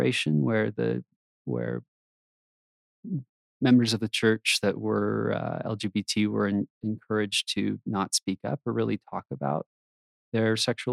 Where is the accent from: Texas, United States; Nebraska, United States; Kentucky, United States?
Texas, United States; moved away as an adult; now in Utah, United States; I grew up in Texas, pretty normal kid